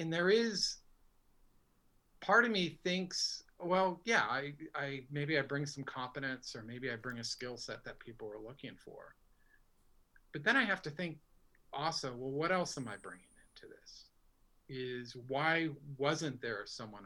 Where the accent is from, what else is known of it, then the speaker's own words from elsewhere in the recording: Burlington, Vermont, United States; moved away as an adult; now in Guilford, United States; I grew up in Burlington